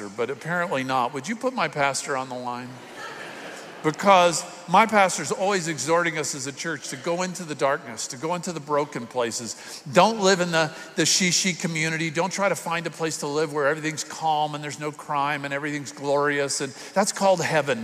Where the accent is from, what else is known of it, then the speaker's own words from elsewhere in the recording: South Florida, United States; I'm from South Florida